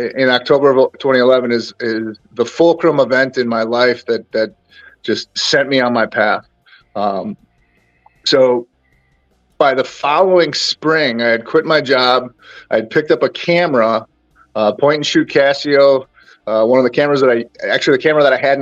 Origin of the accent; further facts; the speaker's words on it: north of Green Bay, Northeast Wisconsin, United States; I grew up in Northeast Wisconsin, about half hour north of Green Bay